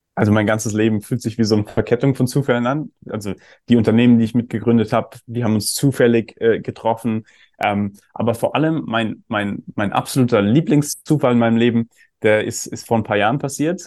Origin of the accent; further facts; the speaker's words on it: Germany; ich bin ja auch in Deutschland aufgewachsen